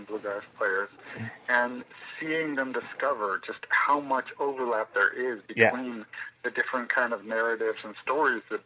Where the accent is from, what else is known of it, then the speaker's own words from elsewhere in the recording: California, United States; moved away; also born or lived in New York City; I grew up in California in the 80s